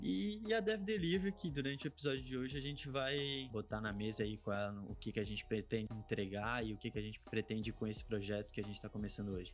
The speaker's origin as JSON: {"language": "Portuguese", "town": "Florianópolis", "region": "Santa Catarina", "country": "Brazil", "tie": "born or raised there", "said": "Sou manezinho de Florianópolis"}